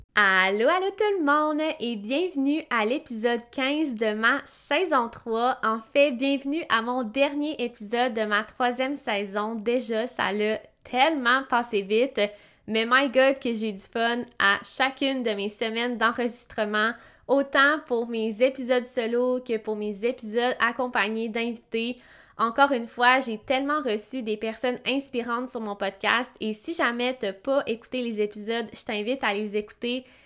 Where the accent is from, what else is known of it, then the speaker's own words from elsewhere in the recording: Quebec, Canada; je viens de Québec